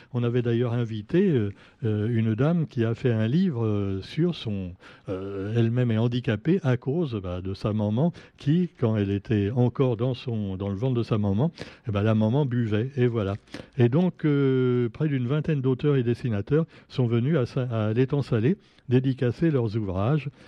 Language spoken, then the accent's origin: French; Réunion; chez nous à La Réunion